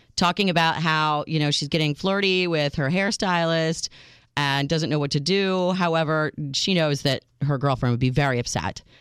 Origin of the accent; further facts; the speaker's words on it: United States; I'm your American realist